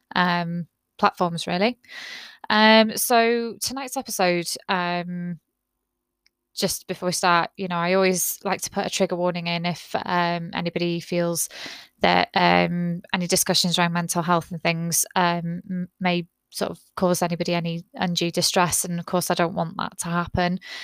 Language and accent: English; United Kingdom; I'm very British